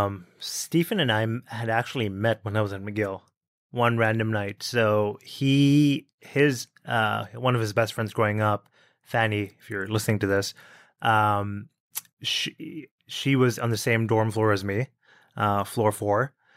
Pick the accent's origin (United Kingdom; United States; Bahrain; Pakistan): Bahrain; also born or lived in New Delhi, India; I was born in India, born in New Delhi, actually. And when I was five, my parents moved to Bahrain, which is a tiny island in the Middle East, sort of surrounded by the Arabian Sea.